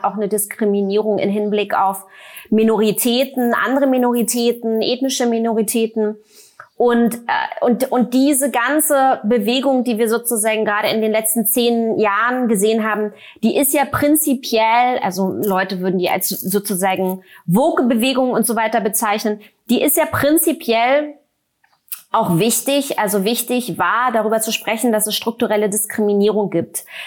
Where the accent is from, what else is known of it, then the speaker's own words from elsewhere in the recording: Germany; habe ja die ersten zehn Jahre meiner Kindheit sozusagen in der DDR im Sozialismus verbracht